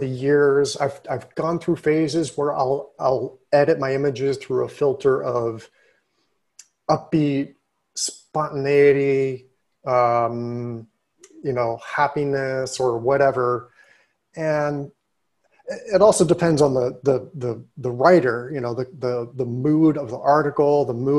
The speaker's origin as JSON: {"language": "English", "town": "Pittsburgh", "region": "Pennsylvania", "country": "United States", "tie": "born or raised there", "also_born_or_lived": "Rochester / New Haven", "said": "because I grew up in Pittsburgh."}